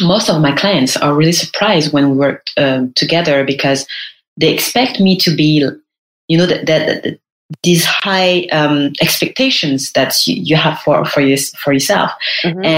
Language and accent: English; Paris, Île-de-France, France; was born and raised in Paris